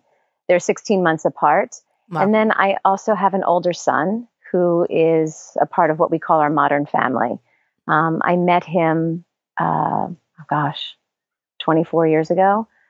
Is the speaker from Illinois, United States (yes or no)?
no; New Jersey, United States; now in Los Angeles, United States; I'm from New Jersey.